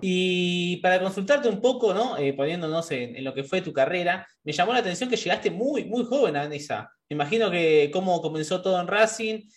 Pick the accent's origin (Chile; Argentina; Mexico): Argentina; nosotros, que somos argentinos